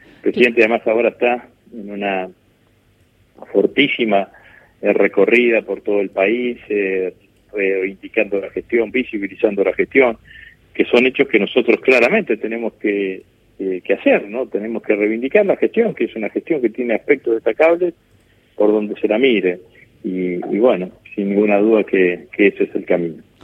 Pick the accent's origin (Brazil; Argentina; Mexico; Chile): Argentina; Vera, Santa Fe; en el pueblo donde yo vivía, donde yo nací, que es en Vera, en el norte de la provincia de Santa Fe